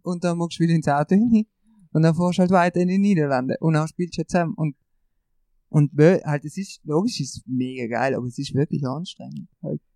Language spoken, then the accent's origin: German; Brixen, Trentino-Alto Adige, Italy; bei uns in Brixen